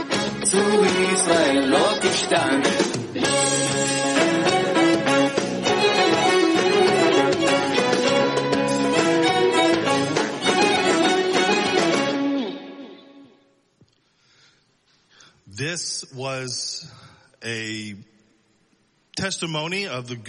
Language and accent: English; Selma, Alabama, United States; moved away as an adult; also born or lived in Dallas, Texas; now in Israel; I was born in Dallas, raised in Alabama. So I'm a cowboy redneck